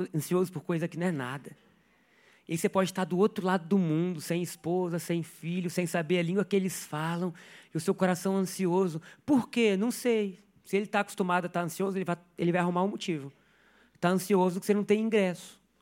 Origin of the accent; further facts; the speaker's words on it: Brazil; sou brasileiro